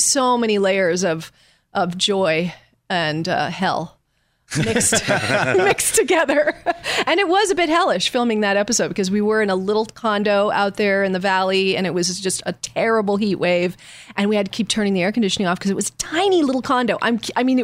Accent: Los Angeles, California, United States; also born or lived in Texas; I was raised here from the time I was five.

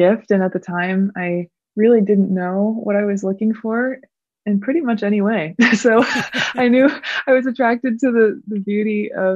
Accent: Seattle, Washington, United States; moved away as an adult; also born or lived in Alaska; now in Jackson Hole, United States; we moved to Seattle, Washington, where I spent most of my childhood and went to high school

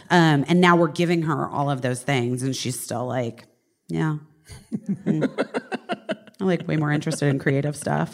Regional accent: Scottsdale, Arizona, United States; moved away as an adult; also born or lived in Oak Park, Illinois / Los Angeles; I was born in Oak Park, Illinois, um, and then we moved to Arizona

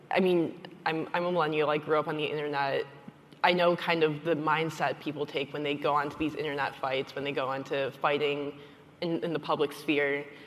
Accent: Michigan, United States; my home state of Michigan

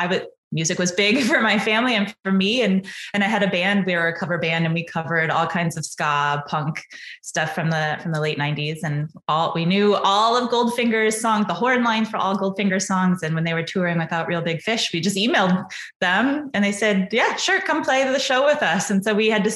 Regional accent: Omaha, Nebraska, United States; moved away as an adult; also born or lived in Kearney, Nebraska / Ithaca, New York; I grew up in Omaha, Nebraska, so the middle of the United States for sure

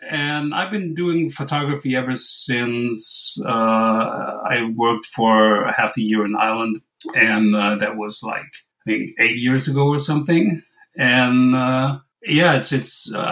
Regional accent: Western Germany, North Rhine-Westphalia, Germany; just to say it right for once. Um, I'm from Germany, uh, Western Germany, that is. I'm like 20 miles off the, the Dutch border, if that means anything to anybody. I'm like 45 minutes from Cologne.

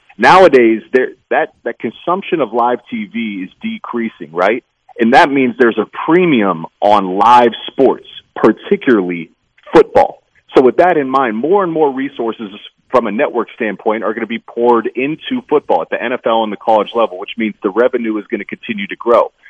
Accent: Pickerington, Ohio, United States; I grew up in Columbus. I actually grew up on the east side of Columbus in a town called Pickerington

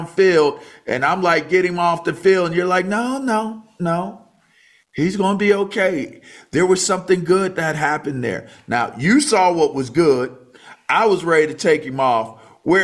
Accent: Pittsburgh, Pennsylvania, United States; I was born in Pittsburgh

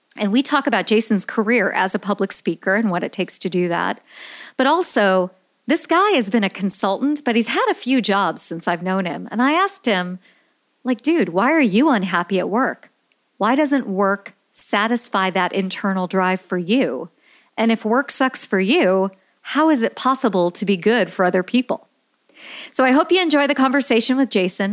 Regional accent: Chicago, Illinois, United States; I'm from Chicago

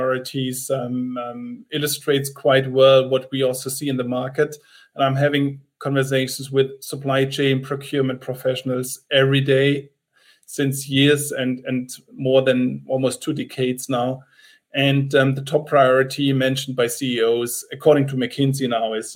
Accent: Freiburg, Baden-Württemberg, Germany; now in Munich, Germany; I was born in Freiburg, which is a small city at the bottom of the Black Forest

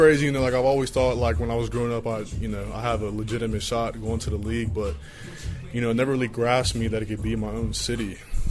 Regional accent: Cincinnati, Ohio, United States; I'm from Cincinnati

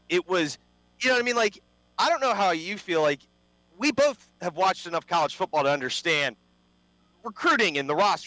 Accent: the South, United States; also born or lived in Memphis / California; I am a Southerner, born and bred.

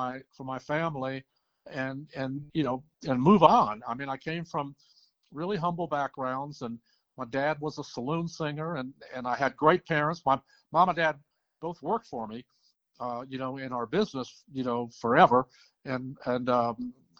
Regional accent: New Jersey, United States; moved away as an adult; also born or lived in Alabama / Atlanta; I was born and raised in New Jersey

